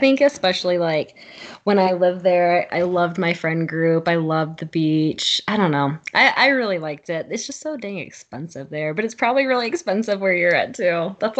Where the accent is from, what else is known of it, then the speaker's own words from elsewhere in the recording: Alabama, United States; moved away; also born or lived in California / Utah; I actually am from Alabama. That's where I grew up.